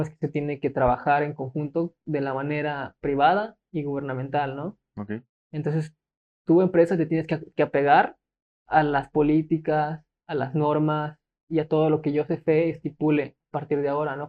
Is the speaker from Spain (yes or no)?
no; Mexico; siento que como mexicanos a veces somos como que, ¿por qué lo voy a hacer si ya lo hace él?